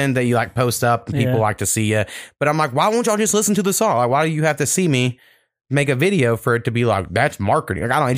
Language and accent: English; the South, United States; I grew up black in the South, and you know, I was taught I didn't want people to judge me for the color of my skin